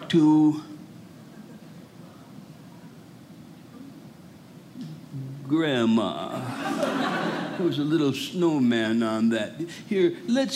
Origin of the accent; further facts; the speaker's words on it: Rochester, Minnesota, United States; I grew up in Rochester, Minnesota